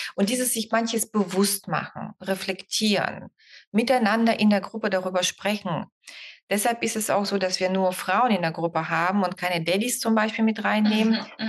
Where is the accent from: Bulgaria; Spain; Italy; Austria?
Bulgaria; now in Germany; Ich bin ja Bulgarin, deshalb kann ich das so sagen und lebe seit 30 Jahren hier